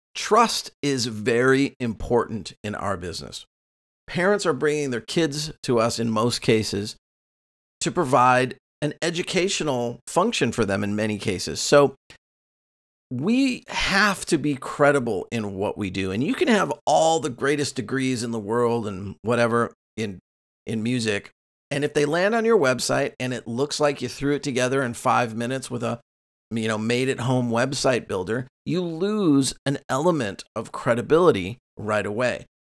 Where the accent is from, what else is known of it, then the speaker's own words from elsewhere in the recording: Costa Mesa, California, United States; my hometown of Costa Mesa, where the school's located